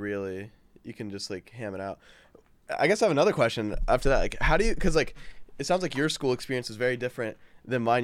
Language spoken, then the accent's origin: English; Houston, Texas, United States; moved away as an adult; now in Orlando, United States; I was born in Houston, Texas, and I moved here, like, last year